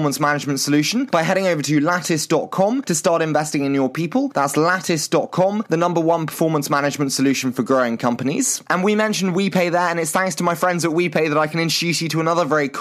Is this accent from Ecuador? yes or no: no; United Kingdom; accent: British; my terrible British accent